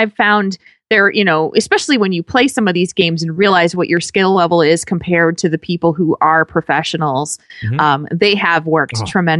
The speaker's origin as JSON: {"language": "English", "region": "New Jersey", "country": "United States", "tie": "born or raised there", "said": "I grew up in New Jersey."}